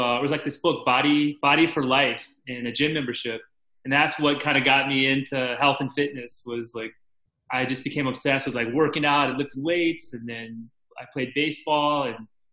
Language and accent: English; Virginia Beach, Virginia, United States; also born or lived in Richmond, Virginia; I grew up in Virginia Beach, Virginia